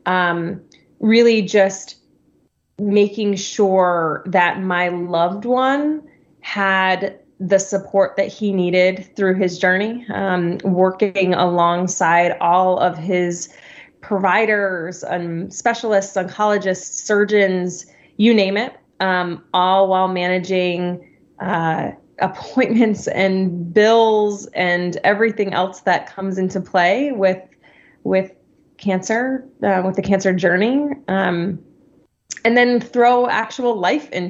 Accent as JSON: {"language": "English", "region": "Connecticut", "country": "United States", "tie": "born or raised there", "also_born_or_lived": "New York City", "moved": "as an adult", "said": "Born and raised in Connecticut, a pretty small cow town over there, and spent the last 4 years or so in New York City"}